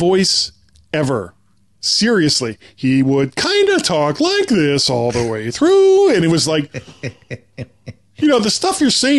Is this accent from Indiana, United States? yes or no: no; Florida, United States; I'm from Florida.